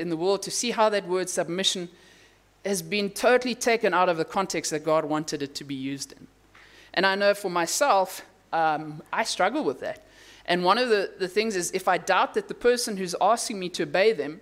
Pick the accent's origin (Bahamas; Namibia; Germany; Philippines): Namibia; moved away; I come from Namibia where there's wide open spaces